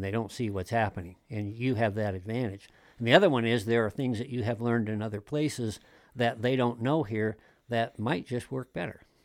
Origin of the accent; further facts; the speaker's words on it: Wyoming, United States; moved away as an adult; also born or lived in Europe / Colorado Springs, Colorado / Columbia, South Carolina; I'm a multi-generational Wyoming native